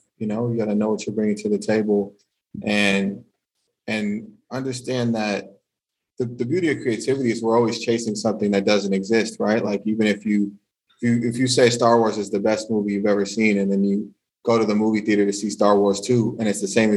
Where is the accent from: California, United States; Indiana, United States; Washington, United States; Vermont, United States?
California, United States; moved away as an adult; now in France; growing up in California